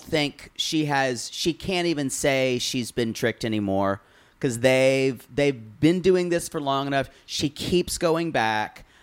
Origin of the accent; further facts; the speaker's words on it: the South, Southern United States, United States; the Southern culture that I was raised